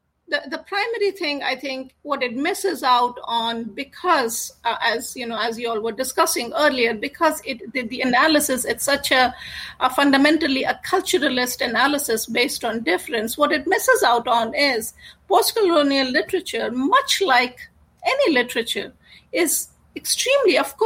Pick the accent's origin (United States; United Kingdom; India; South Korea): India; I grew up in India